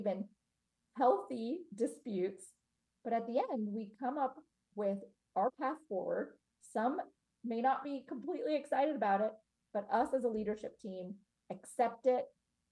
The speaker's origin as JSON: {"language": "English", "town": "Cincinnati", "region": "Ohio", "country": "United States", "tie": "born or raised there", "said": "I was born in Cincinnati, Ohio"}